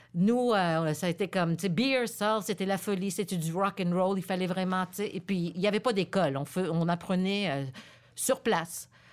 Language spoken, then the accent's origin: French; Montreal, Quebec, Canada; French is a second language; also born or lived in Laval; Je viens de Montréal. Je suis née ici à Montréal